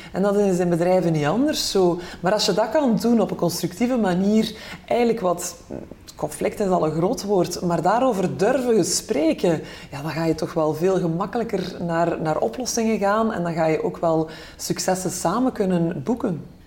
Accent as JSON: {"language": "Dutch", "country": "Belgium", "said": "wij als Belgen"}